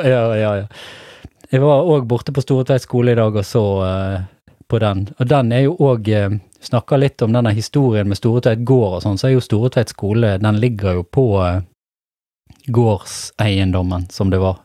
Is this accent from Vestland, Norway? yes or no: yes; Stamerbakken, Vestland, Norway; jeg vokste opp i Stamerbakken